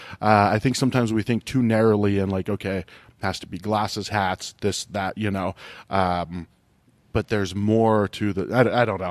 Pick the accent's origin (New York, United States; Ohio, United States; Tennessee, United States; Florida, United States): Ohio, United States; moved away; I grew up in Ohio